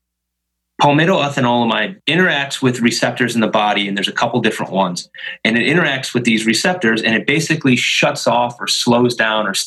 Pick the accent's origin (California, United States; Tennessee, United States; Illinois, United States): Illinois, United States; Chicago; moved away as an adult; also born or lived in Stevens Point, Wisconsin / Philadelphia; I was born and raised in Chicago.